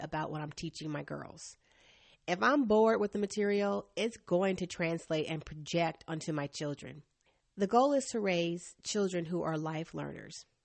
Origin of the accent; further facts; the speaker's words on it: Asheville, North Carolina, United States; I grew up in Asheville, North Carolina